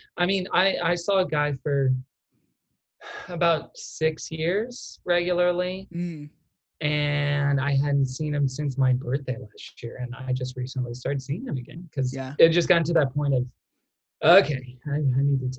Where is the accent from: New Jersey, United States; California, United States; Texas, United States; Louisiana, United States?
Texas, United States; accent: Texan; from Texas can tell that I have a slight accent. People not from Texas cannot tell that.